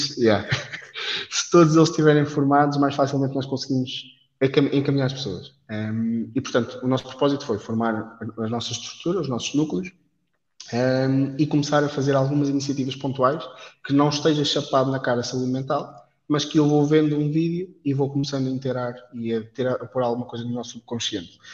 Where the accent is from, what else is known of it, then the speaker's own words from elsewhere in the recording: Leiria, Centro, Portugal; moved away as an adult; now in Aveiro, Portugal; Eu, por acaso, sou de Leiria